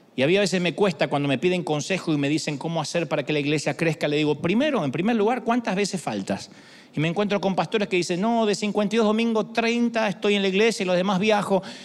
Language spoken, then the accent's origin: Spanish; Argentina; soy el más argentino de los argentinos